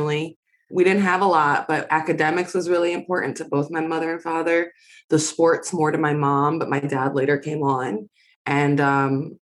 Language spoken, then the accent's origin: English; New York City, New York, United States; I'm from Queens, New York